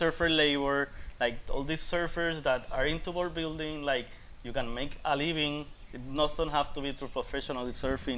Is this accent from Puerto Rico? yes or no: yes; Puerto Rico; I'm from Puerto Rico and I'm here